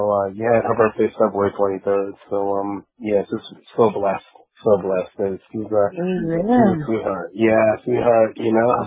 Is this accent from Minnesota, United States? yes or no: no; New York, United States; growing up in New York in the late 80s